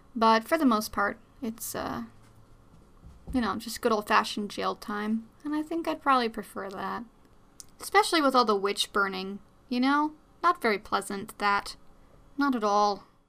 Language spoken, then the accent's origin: English; New York, United States; I'm Dutch and Scottish, but I, I'm from New York